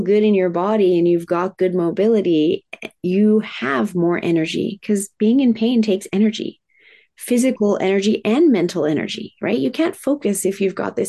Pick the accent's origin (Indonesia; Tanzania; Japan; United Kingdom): Japan; moved away; I was raised in Japan